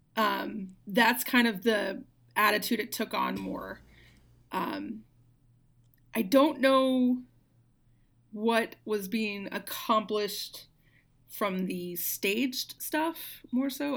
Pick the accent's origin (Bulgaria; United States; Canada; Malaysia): United States; Arkansas; moved away; also born or lived in outside of Memphis, Tennessee; I'm originally from Arkansas